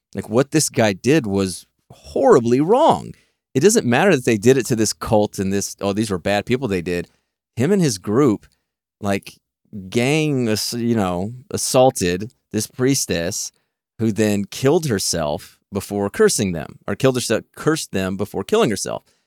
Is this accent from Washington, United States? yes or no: no; Texas, United States; I'm from Texas